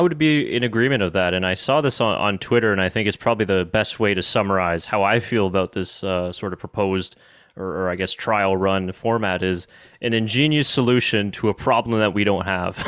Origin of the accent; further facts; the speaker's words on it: Canada; us as as Canadian F1 fans